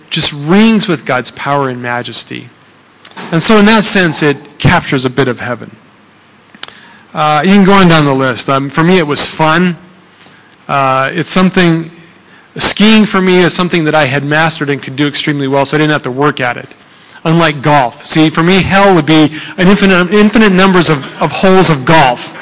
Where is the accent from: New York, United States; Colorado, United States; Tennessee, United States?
Colorado, United States; now in Thailand; I'm from Colorado.